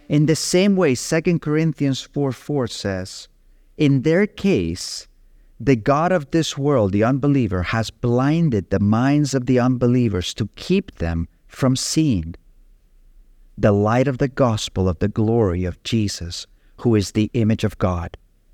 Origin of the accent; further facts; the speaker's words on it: Capdepera, Balearic Islands, Spain; I remember as a young boy growing up in Capdepera and my best friend being a Christian